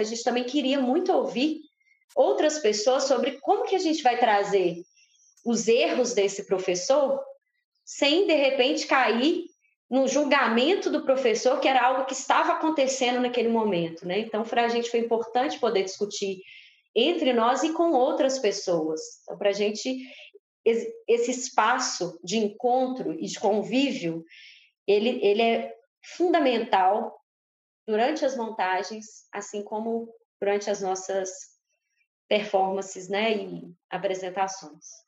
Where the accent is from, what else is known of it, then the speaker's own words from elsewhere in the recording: Brazil; Nós somos brasileiros, mas a gente também é latino-americano